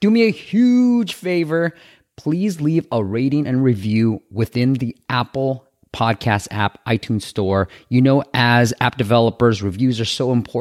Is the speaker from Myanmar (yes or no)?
yes; Myanmar; moved away; I'm originally from Myanmar, Burma